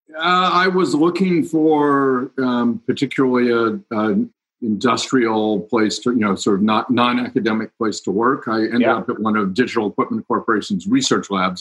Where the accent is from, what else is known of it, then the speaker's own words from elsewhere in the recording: Cincinnati, Ohio, United States; moved away as an adult; I grew up in Cincinnati